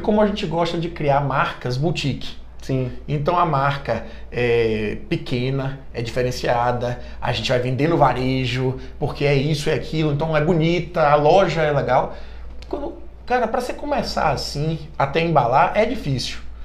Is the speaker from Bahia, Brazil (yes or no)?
yes; Bahia, Brazil; E eu sou baiano